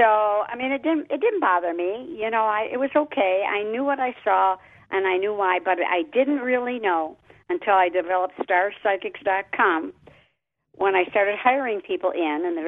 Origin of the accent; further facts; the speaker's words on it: Detroit, Michigan, United States; I'm from Detroit